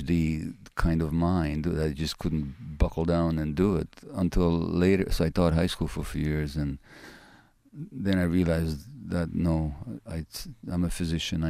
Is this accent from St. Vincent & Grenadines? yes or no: no; Budapest, Hungary; it's my birth city, Budapest. And I was born there in January 1944 to Jewish parents.